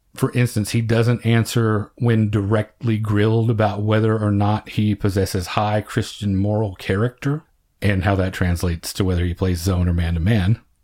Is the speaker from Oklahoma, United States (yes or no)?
yes; small town Oklahoma, United States; small town Oklahoma, over three decades later, things were not much different in terms of the diversity you encountered. We played against other schools our size in the area